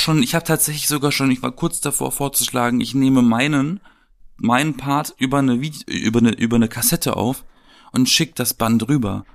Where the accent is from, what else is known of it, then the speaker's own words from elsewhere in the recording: Baden-Baden, Baden-Württemberg, Germany; moved away as an adult; also born or lived in Wedding, Berlin; now in Berlin, Germany; Und ich komme ja aus Baden-Baden